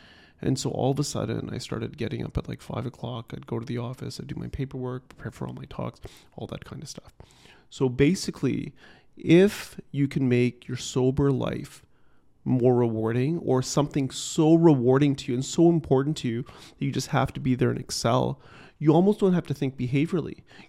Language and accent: English; Ottawa, Ontario, Canada; now in Toronto, Canada; growing up in Ottawa, I was new to Toronto. I didn't have a social circle.